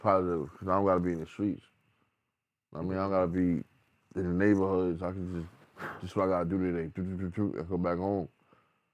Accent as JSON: {"language": "English", "town": "New York City", "region": "New York", "country": "United States", "said": "We from the Bronx, from the South Bronx."}